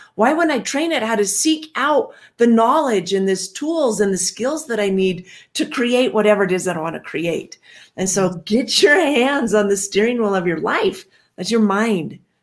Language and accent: English; Washington, United States; I grew up in Washington